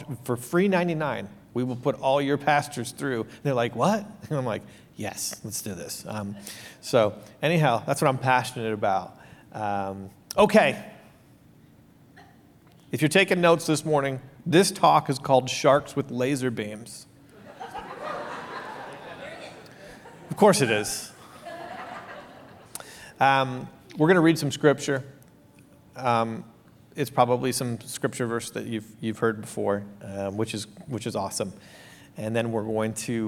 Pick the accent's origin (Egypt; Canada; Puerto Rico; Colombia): Canada; Ontario; moved away; also born or lived in New York; so I'm Canadian, and this was in Ontario, Canada, where I'm from